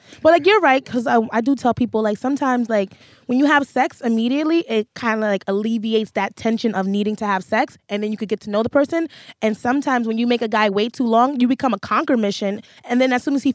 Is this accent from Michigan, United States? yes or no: no; Manhattan, New York, United States; I'm from Manhattan, so it's MNN.